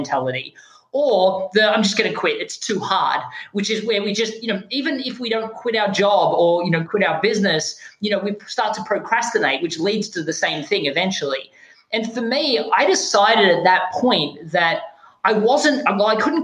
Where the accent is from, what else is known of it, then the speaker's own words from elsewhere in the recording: Australia; moved away; I don't sound American. I'm actually from Australia.